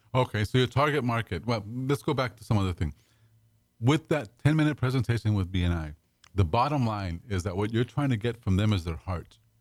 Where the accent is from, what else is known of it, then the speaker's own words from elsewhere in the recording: Pasadena, California, United States; also born or lived in Dallas; now in Houston, United States; I grew up in Pasadena